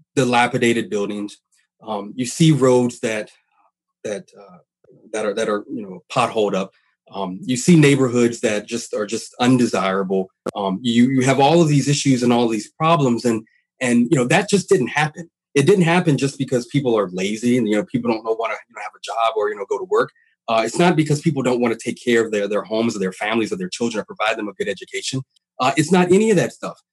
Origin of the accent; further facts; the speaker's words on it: Louisiana, United States; now in Washington, United States; I'm from Louisiana uh, originally